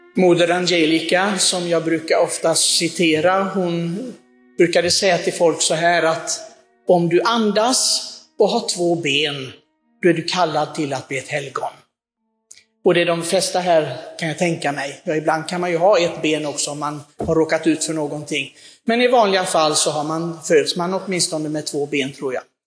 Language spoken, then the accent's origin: Swedish; Sweden; vi svenskar